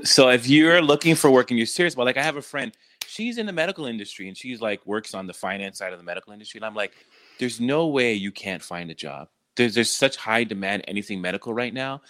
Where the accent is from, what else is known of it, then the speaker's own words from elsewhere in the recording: Canada; moved away; growing up in Canada